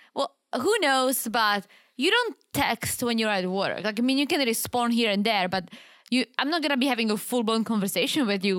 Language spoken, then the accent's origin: English; Czechia; English is a second language; moved away; it's far from my hometown. It's like five hour drive. It's literally the opposite side of the Czech Republic